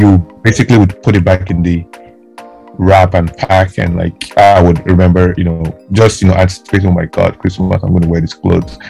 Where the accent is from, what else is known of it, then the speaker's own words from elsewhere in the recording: Delta, Nigeria; moved away; I grew up in Delta State